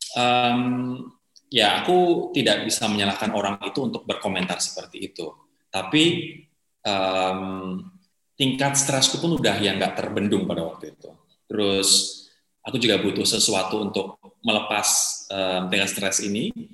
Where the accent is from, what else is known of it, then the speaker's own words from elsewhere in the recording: Java, Indonesia; now in Jakarta, Indonesia; aku sebagai orang Jawa